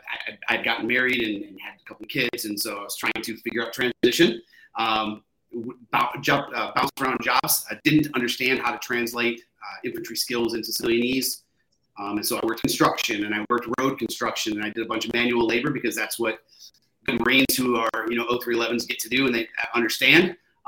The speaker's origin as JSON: {"language": "English", "region": "Michigan", "country": "United States", "said": "I'm from Michigan, so I was in Michigan."}